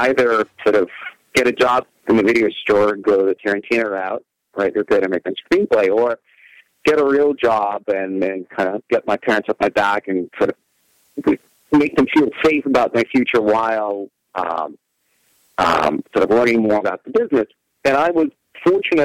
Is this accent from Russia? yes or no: yes; Russia; moved away as an adult; now in United States; I was originally born and raised in Russia, and just so happened that my first year in the United States